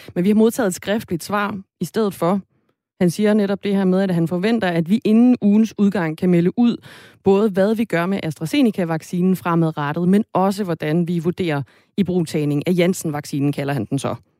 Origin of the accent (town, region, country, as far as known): Denmark